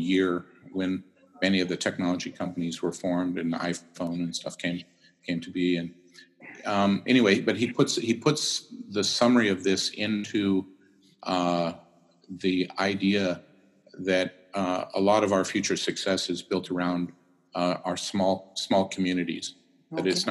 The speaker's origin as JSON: {"language": "English", "region": "California", "country": "United States", "tie": "born or raised there", "said": "coming from California, growing up in California"}